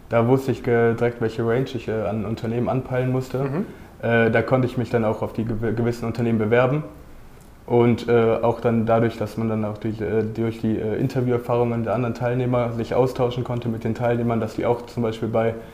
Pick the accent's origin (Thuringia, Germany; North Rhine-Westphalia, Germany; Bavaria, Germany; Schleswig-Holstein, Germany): North Rhine-Westphalia, Germany; Cologne; ich komme aus Köln, ich, hab da, ich, hab da, ich bin da zur Schule gegangen.